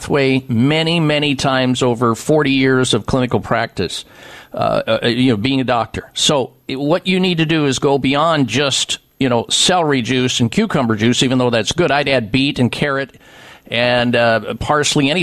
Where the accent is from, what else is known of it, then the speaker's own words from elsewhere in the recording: Iowa, United States; moved away as an adult; I grew up in Iowa